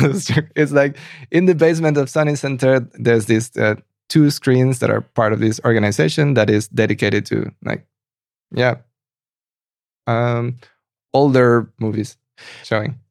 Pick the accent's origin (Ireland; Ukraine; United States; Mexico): Mexico; now in Berlin, Germany; I come from Mexico